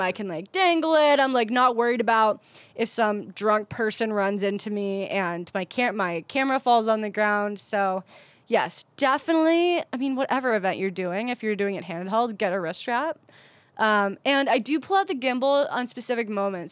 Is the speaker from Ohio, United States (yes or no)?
yes; Cleveland, Ohio, United States; now in San Diego, United States; I grew up in Cleveland, Ohio, where nobody's nobody